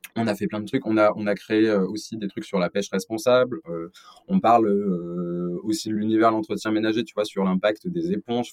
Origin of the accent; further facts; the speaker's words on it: Lyon, Auvergne-Rhône-Alpes, France; je suis originaire de Lyon